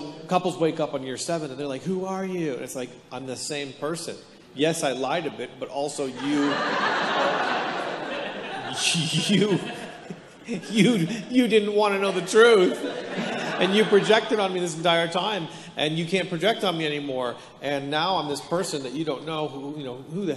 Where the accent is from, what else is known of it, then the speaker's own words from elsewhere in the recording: Hamilton, Ontario, Canada; now in Palm Desert, United States; I'm born and raised in Hamilton, Ontario, which is the armpit of Canada